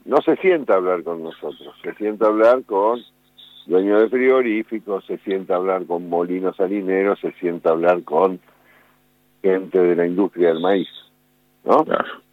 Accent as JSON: {"language": "Spanish", "town": "Buenos Aires", "country": "Argentina", "tie": "born or raised there", "also_born_or_lived": "Olavarría / Espigas", "said": "Nací en Buenos Aires, pero tuve mucho en Olavarría, mucho, mucho, porque mi, familia tenía un campo ahí en la zona de Espigas"}